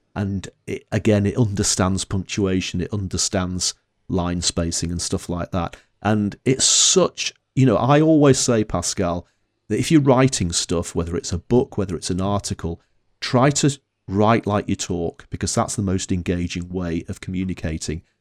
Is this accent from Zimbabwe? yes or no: no; Northern England, United Kingdom; accent: Northern English; my Northern English accent